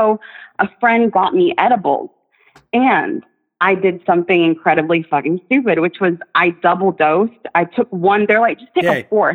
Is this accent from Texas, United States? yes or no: yes; Texas, United States; now in Australia; I'm a Texan and I'm an Arab